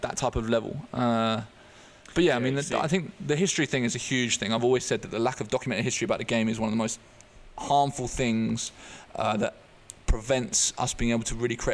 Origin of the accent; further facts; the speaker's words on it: Eastbourne, South East England, United Kingdom; also born or lived in Netherlands; I grew up in Eastbourne on the southeast coast